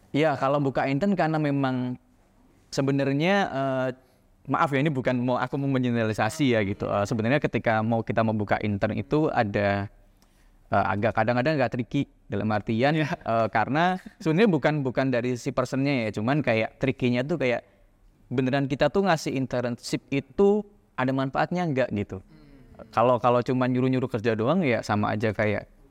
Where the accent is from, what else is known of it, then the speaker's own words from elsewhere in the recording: Ambarawa, Central Java, Indonesia; dulu aku lahir tuh di Ambarawa Semarang kan. Nah dari kecil tuh aku tuh siap sore sama pagi tuh terbiasa harus nimba air nih di sumur